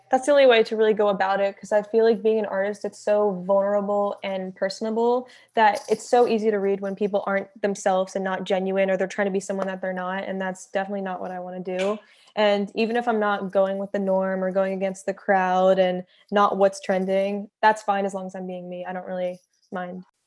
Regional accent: Philadelphia, Pennsylvania, United States; now in Los Angeles, United States; being raised there definitely made me into the person I am today

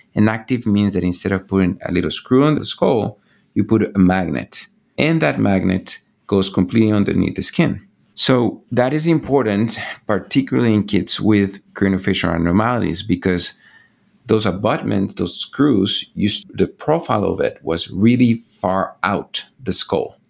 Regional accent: Bogota, Bogotá Capital District, Colombia; moved away as an adult; now in United States; I was born and raised in Bogota, Colombia.

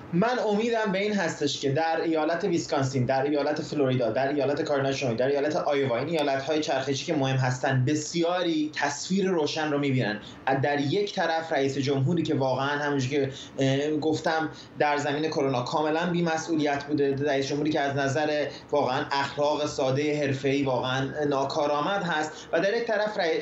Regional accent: Iran; now in United States; ما که ایرانی هستیم

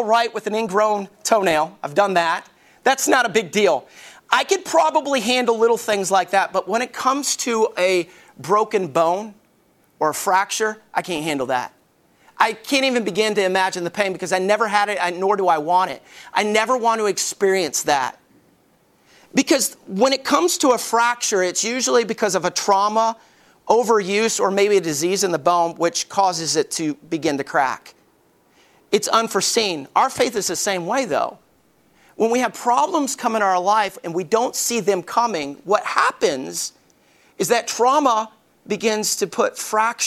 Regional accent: Alabama, United States; I grew up in Alabama and my closest friend was Bubba.

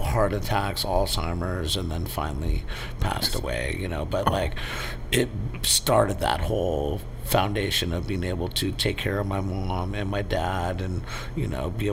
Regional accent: San Francisco, California, United States; also born or lived in San Mateo, California / Half Moon Bay, California; I grew up in San Francisco.

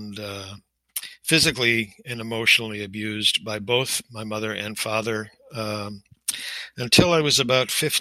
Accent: Manchester, New Hampshire, United States; also born or lived in Melrose, Massachusetts; I was born in Melrose, Massachusetts, and lived there with my family, my extended family, on my father's side until just about the age of three, at which point we moved to Manchester, New Hampshire.

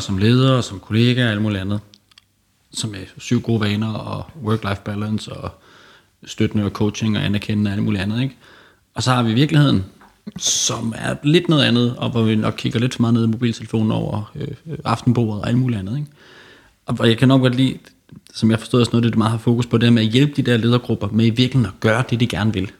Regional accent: Aarhus, Central Denmark Region, Denmark; moved away as an adult; now in Copenhagen, Denmark; jeg kommer oprindeligt fra Aarhus

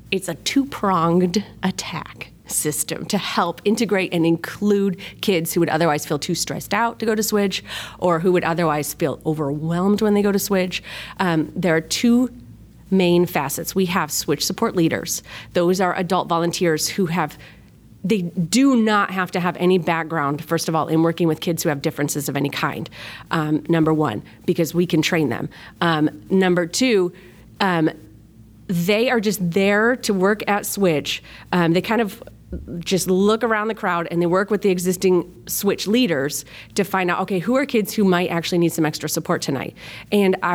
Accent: Rochester, New York, United States; Um, I am originally from Rochester, New York. That's upstate. We have a really flat accent like Chicago

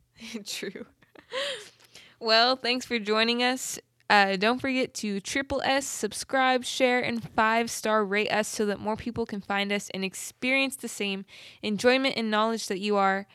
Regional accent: Southern California, United States; moved away as an adult; now in Oklahoma, United States; Southern Cali girl

